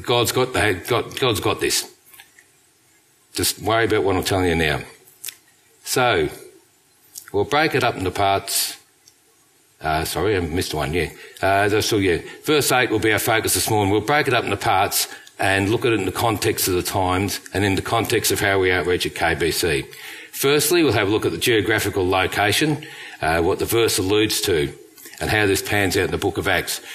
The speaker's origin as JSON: {"language": "English", "region": "England", "country": "United Kingdom", "moved": "yes", "said": "We come from England"}